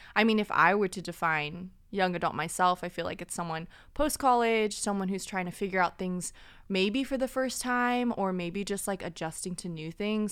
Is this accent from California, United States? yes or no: yes; Orange County, California, United States; also born or lived in Burbank, California; I claim I was born in Burbank, but really grew up here in Orange County